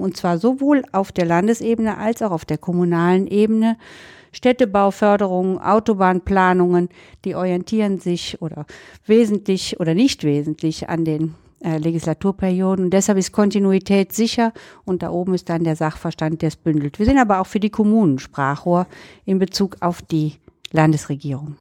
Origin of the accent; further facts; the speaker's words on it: Cologne, North Rhine-Westphalia, Germany; als Kölnerin